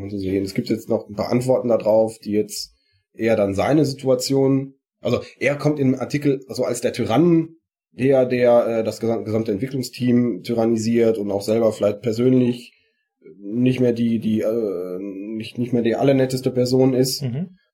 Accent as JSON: {"language": "German", "area": "Sauerland", "region": "North Rhine-Westphalia", "country": "Germany", "said": "wie man bei uns im Sauerland sagt"}